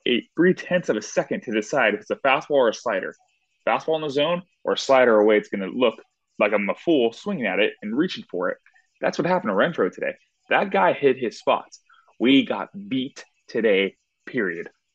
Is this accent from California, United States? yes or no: yes; Southern California, United States; I'm from Southern California.